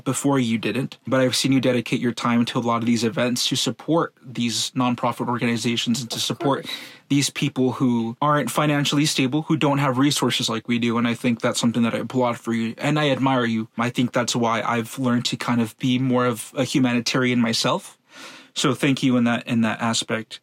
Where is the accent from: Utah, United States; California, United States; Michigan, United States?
California, United States; Los Angeles; also born or lived in Venice, Los Angeles; I grew up in Van Nuys for 11 years